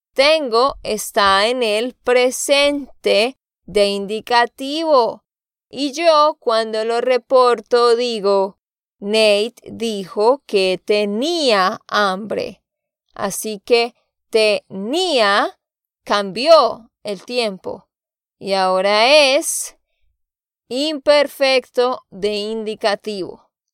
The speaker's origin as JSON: {"language": "Spanish", "region": "Santander", "country": "Colombia", "said": "de Santander, Colombia"}